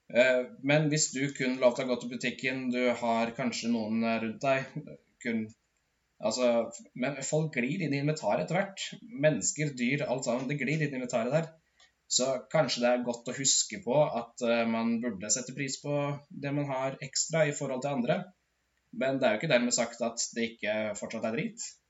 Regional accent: Modum, Buskerud, Norway; Jeg er fra et bitte lite sted i, som heter Modum, der jeg vokste opp

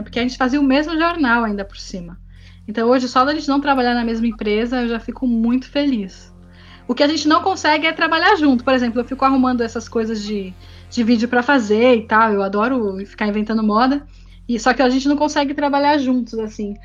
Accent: Brazil; moved away as an adult; now in Paris, France; eu já sou brasileira, isso nunca vai mudar, e eu tenho um sotaque forte

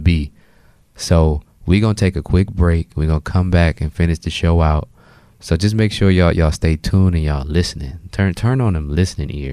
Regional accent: Detroit, Michigan, United States; also born or lived in Southfield, Michigan; now in Ohio, United States; I'm originally from Detroit

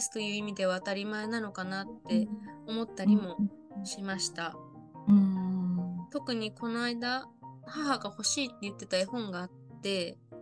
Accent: Niigata, Japan; moved away; 私あの今ちょっと新潟の自分の実家の地元にいるんですけれども、はい、あの帰ってきた途端やっぱりこっちの方言が出て

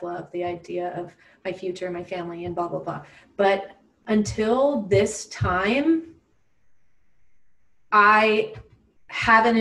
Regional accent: Gulf Coast of Florida, United States; moved away as an adult; also born or lived in Orlando, Florida; now in Los Angeles, United States; I'm from the Gulf Coast of Florida

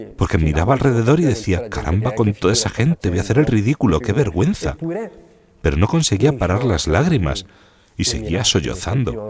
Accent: Bedizzole, Lombardy, Italy; soy de Bedizzole, un pueblo de Brescia, a 10 kilómetros del lago de Garda

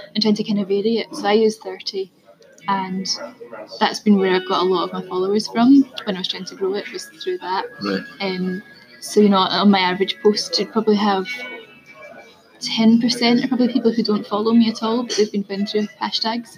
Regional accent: Scotland, United Kingdom; I'm Scottish as well

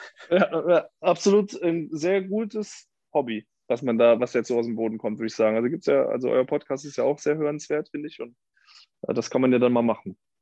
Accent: a village outside Cologne, North Rhine-Westphalia, Germany; now in Cologne, Germany; ich komme aus dem Dorf ursprünglich, gar nicht aus Köln. Hier wohne ich erst äh, seit sechs Jahren

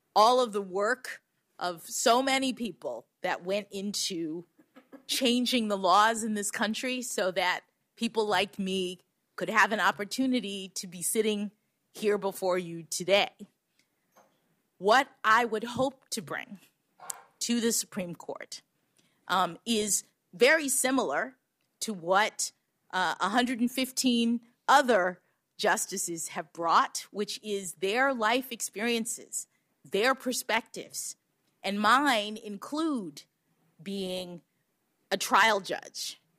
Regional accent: Florida, United States; my reality growing up in Florida

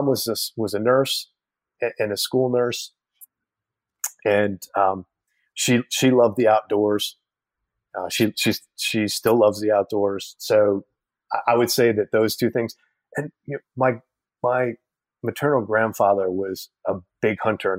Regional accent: Middletown, New York, United States; my hometown, Middletown, New York

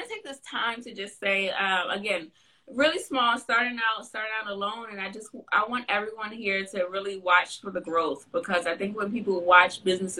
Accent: California, United States; born there; I'm an East Coast girl through and through. I was born in California. I lived in California. I don't want to move back. I'm an East Coast girl.

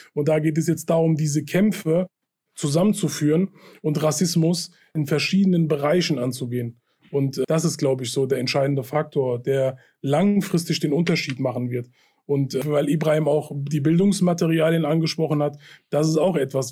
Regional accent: Hanau, Hesse, Germany; meine Heimatstadt trifft, in der ich aufgewachsen bin und geboren bin

